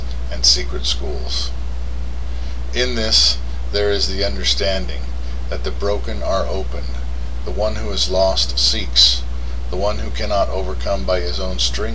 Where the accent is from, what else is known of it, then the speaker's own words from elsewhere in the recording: United States; as an American